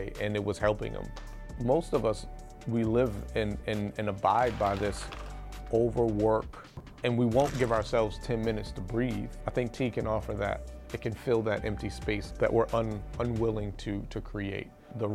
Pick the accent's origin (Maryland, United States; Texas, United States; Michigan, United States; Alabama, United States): Maryland, United States; Baltimore; I lived growing up in West Baltimore